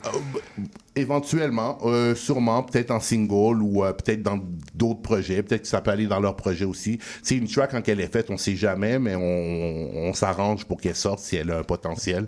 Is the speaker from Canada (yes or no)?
yes; Montreal, Quebec, Canada; où ce que j'ai grandi, tu sais, je viens de, pas loin de Ollier, puis c'est le parc Carignan